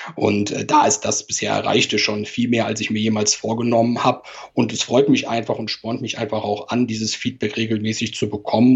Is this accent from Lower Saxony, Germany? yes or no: no; Cologne, North Rhine-Westphalia, Germany; accent: Cologne Singsang; moved away as an adult; also born or lived in Hamburg; wie man vielleicht auch ein bisschen an meinem Singsang hört, gebürtiger Kölner